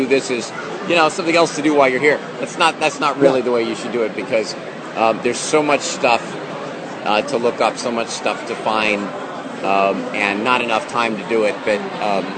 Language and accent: English; Boston, Massachusetts, United States; I'm from Boston